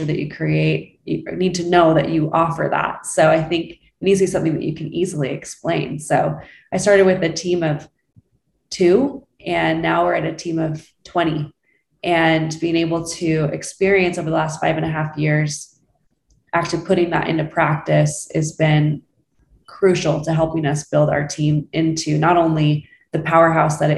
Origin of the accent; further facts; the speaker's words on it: Utah, United States; now in Scottsdale, United States; I'm from Utah originally